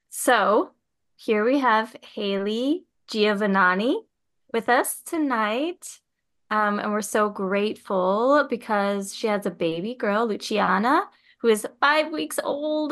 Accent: Minnesota, United States; moved away; I grew up in Minnesota

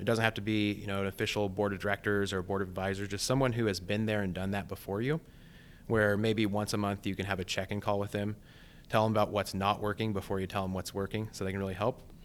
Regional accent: Blakesburg, Iowa, United States; also born or lived in Ames, Iowa; I grew up on a small family farm in southeast Iowa called Blake'sburg.

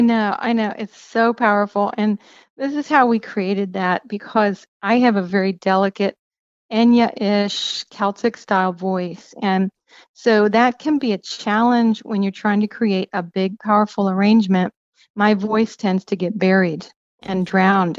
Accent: Pennsylvania, United States; moved away; also born or lived in Cincinnati, Ohio; I grew up in Pennsylvania

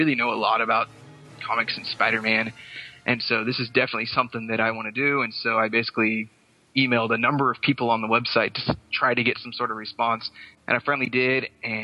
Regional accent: Bartlesville, Oklahoma, United States; I am from Bartlesville, Oklahoma, which is a good couple hundred miles away

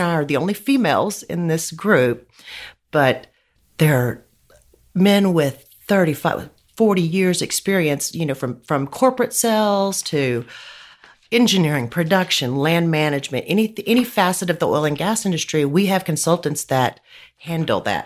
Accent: Midland, Texas, United States; I grew up in Midland

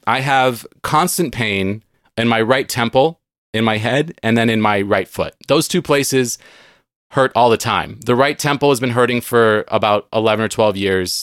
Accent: San Diego, California, United States; moved away as an adult; now in Seattle, United States; I grew up in San Diego. I now live in Seattle

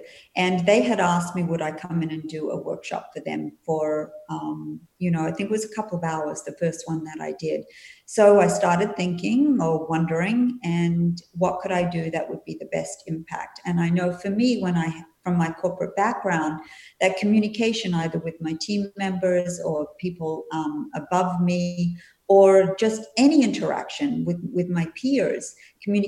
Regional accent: Perth, Western Australia, Australia; also born or lived in Sydney, Australia / Melbourne, Australia / New Zealand; now in Florida, United States; I was originally from Perth. I was born in Perth and I lived in Sydney and Melbourne and New Zealand for 5 years before coming to the US.

